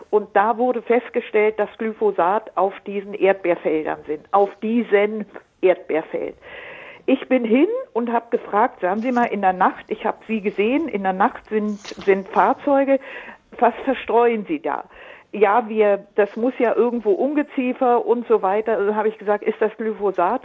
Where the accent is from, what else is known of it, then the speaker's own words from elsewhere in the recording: Allgäu, Bavaria, Germany; now in Munich, Germany; Ich komme aus dem Allgäu lange Zeit her.